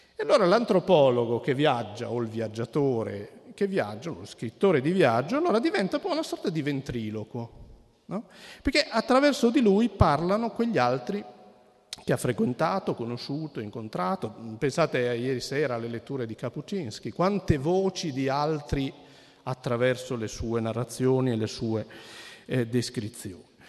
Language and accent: Italian; Cuneo, Piedmont, Italy; come sentirete forse poi dal mio accento non propriamente toscano, io sono di Cuneo